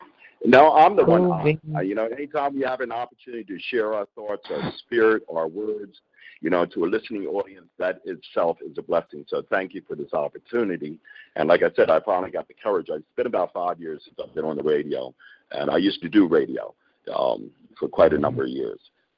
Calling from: Pennsylvania, United States; I'm calling from Pennsylvania.

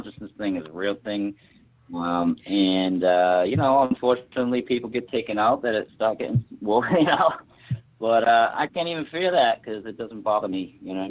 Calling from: Massachusetts, United States; Yeah, I'm up in the Boston area.

